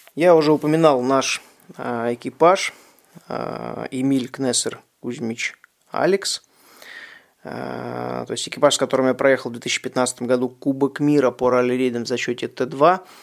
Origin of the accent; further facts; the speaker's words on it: Russia; Я, соответственно, из России и выступаю под российской лицензией